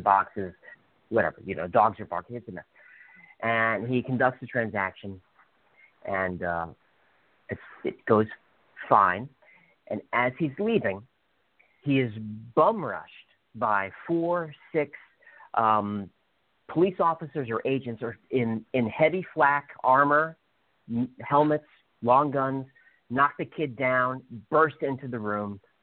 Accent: New York City, New York, United States; moved away; I'm from New York City.

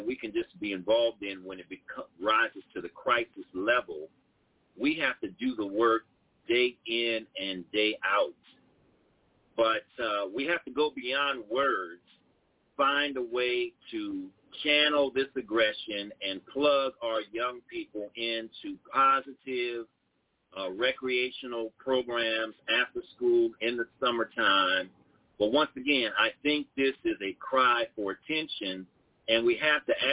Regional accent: New Orleans, Louisiana, United States; I was raised in New Orleans in some challenging situations

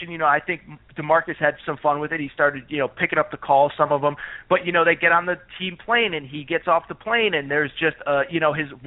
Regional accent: Connecticut, United States; I grew up in Connecticut.

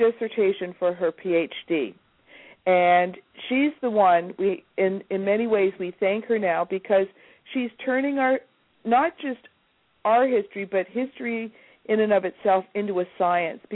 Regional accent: Fort Erie, Ontario, Canada; I was born in Fort Erie

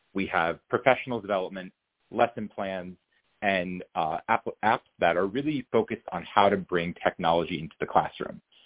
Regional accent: New York, United States; also born or lived in Boston; I'm not from Boston. I'm from New York, but I went to college in Boston

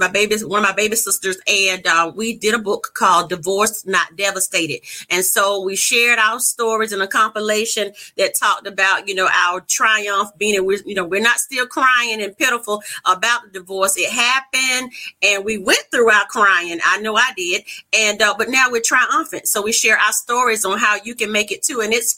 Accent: North Carolina, United States; I'm a country girl. I'm not trying to hear my New York accent. Originally from North Carolina.

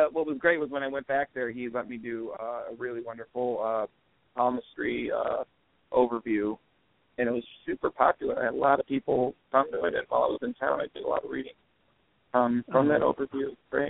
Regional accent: Cleveland Heights, Ohio, United States; also born or lived in Mayfield, Ohio; Guess where I grew up. Where? Cleveland Heights.

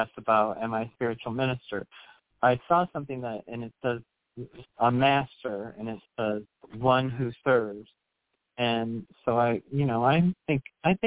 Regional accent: United States; I grew up in the United States, and I have a sister who's interracially married

